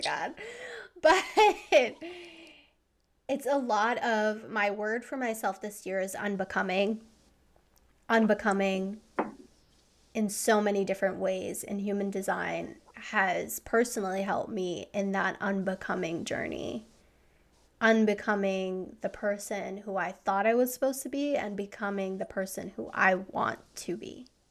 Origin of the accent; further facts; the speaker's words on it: East Coast, United States; also born or lived in Savannah, Georgia; now in Southern California, United States; I grew up on the East Coast.